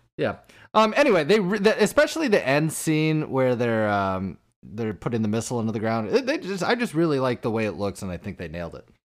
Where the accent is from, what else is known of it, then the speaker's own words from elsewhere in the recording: Iowa, United States; moved away; We're from Iowa originally